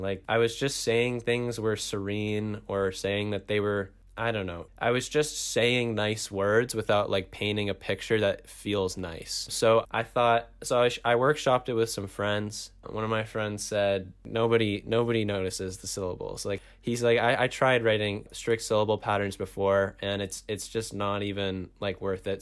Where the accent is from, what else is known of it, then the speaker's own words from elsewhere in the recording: Toronto, Ontario, Canada; I am from Toronto